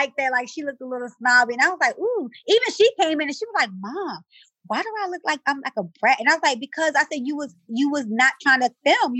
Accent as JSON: {"language": "English", "town": "Baltimore", "region": "Maryland", "country": "United States", "said": "I'm from West Baltimore. I don't come from shit."}